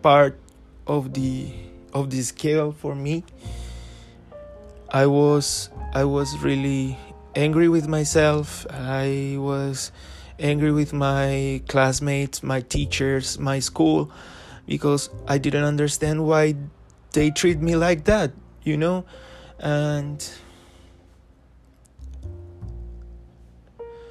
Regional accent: Ocaña, Norte de Santander, Colombia; my grandma's house in Ocaña, which is my hometown here in Colombia.

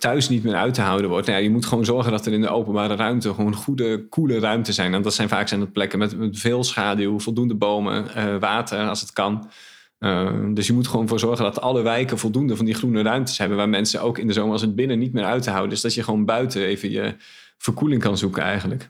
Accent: Groningen, Netherlands; now in Zwolle, Netherlands; ik ben een Groninger

